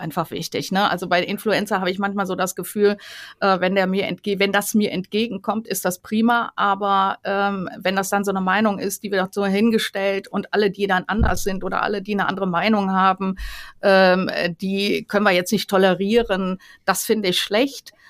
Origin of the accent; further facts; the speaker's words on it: Rhineland, Germany; ich komme ja aus dem Rheinland